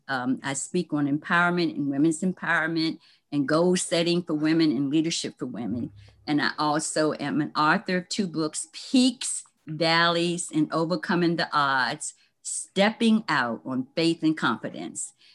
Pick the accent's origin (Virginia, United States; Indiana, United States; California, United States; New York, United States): Virginia, United States; Lynchburg; moved away; my hometown, Lynchburg, Virginia